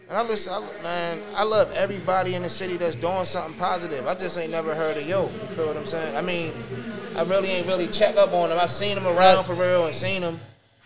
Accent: Baltimore, Maryland, United States; people here in Baltimore

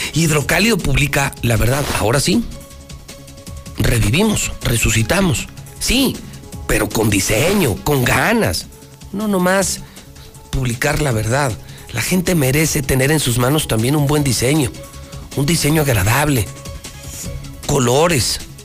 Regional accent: Aguascalientes, Mexico; Es que yo sí nací en Aguascalientes, ¿eh? Yo sí soy de Aguascalientes, ¿eh? Yo sí nací aquí

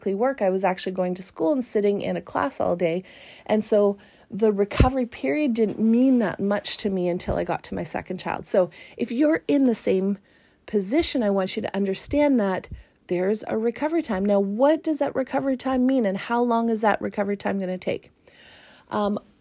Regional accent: Canada; as a Canadian

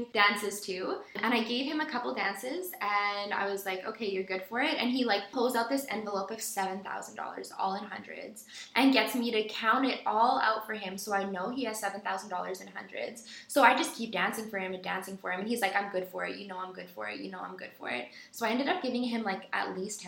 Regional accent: Edmonton, Alberta, Canada; now in Victoria, Canada; I'm from Edmonton originally

